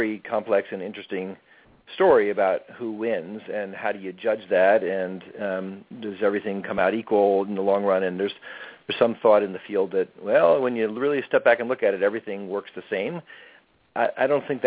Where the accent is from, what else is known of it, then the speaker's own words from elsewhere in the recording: New York, United States; also born or lived in California / Oregon; now in New York City, United States; I grew up in New York State, not in New York City. But I lived in California and Oregon for a long time